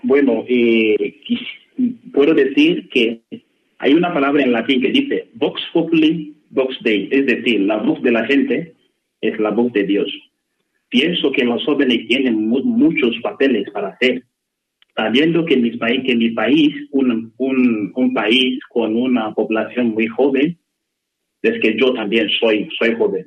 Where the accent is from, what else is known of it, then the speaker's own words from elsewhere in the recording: Nigeria; Spanish is a second language; moved away as an adult; now in Alcalá de Henares, Spain; en mi país